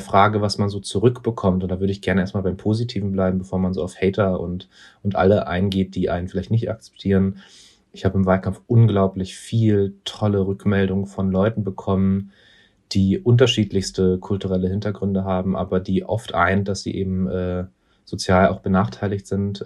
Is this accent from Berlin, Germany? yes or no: yes; Berlin, Germany; dass wir da aufgewachsen sind